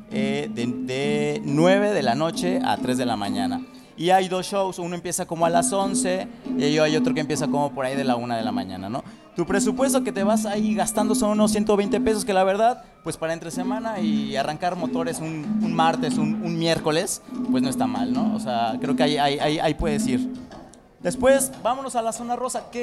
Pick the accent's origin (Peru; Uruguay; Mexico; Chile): Mexico; Mexico City; Sí, de aquí merito.